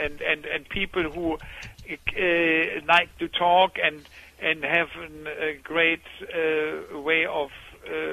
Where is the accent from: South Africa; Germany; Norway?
Germany; we are coming from Germany